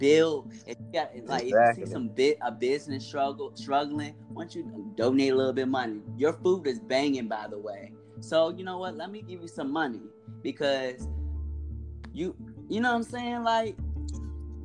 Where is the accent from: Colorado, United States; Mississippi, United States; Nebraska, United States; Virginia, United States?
Virginia, United States; Richmond; also born or lived in California / New York; where I'm from is from Richmond, you know what I'm saying? Richmond, Virginia